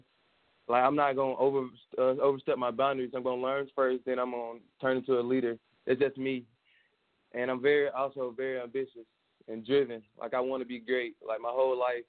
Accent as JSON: {"language": "English", "town": "Thomasville", "region": "Georgia", "country": "United States", "tie": "born or raised there", "said": "Played Pop Warner for the Thomasville All-Stars back in my hometown"}